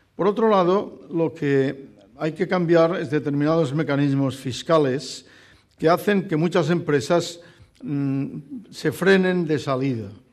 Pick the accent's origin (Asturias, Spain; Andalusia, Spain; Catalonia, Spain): Catalonia, Spain; Barcelona; Yo soy barcelonés, soy catalán, soy español